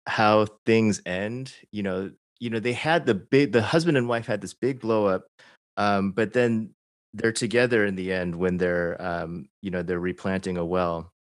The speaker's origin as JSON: {"language": "English", "town": "Chicago", "region": "Illinois", "country": "United States", "tie": "born or raised there", "said": "I grew up in sh-, suburban Chicago, not Arkansas"}